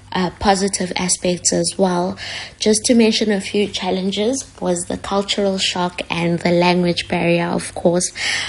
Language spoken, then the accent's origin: English; Springs, Gauteng, South Africa; moved away as an adult; now in Shanghai, China; I'm from Springs. I live in Shanghai. I've been living in Shanghai for the past 3 years.